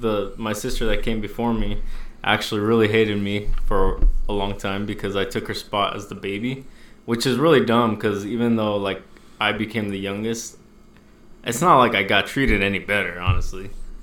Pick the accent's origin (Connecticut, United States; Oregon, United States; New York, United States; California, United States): Oregon, United States; I'm actually from Oregon too.